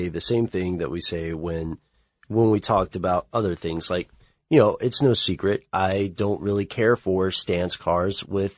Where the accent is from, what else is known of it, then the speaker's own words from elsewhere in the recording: the South, United States; I grew up in the South